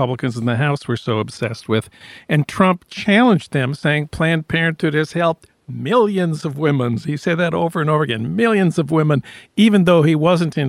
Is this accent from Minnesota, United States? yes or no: yes; St. Paul, Minnesota, United States; moved away; my hometown of St. Paul